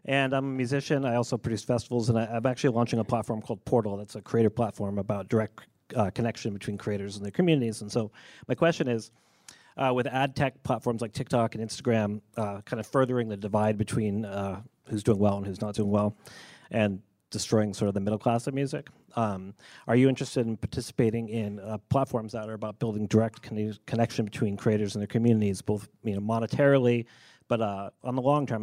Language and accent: English; Providence, Rhode Island, United States; I'm also from Providence